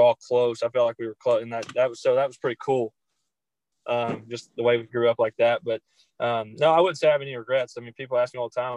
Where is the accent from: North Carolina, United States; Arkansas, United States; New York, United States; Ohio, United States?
Arkansas, United States; Greenbrier; moved away as an adult; now in Pattonsburg, United States; I grew up in a town called Greenbrier, Arkansas